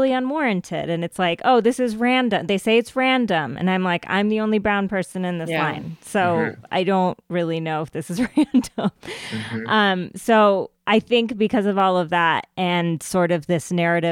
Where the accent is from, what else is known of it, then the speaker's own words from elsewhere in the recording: United States; accent: American; I was born in this country. Like I have an American accent